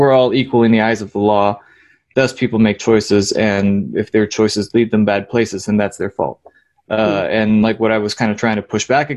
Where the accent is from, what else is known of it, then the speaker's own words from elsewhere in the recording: Ocala, Florida, United States; I grew up in Ocala, which is a city, but culturally I would say it's more of a rural community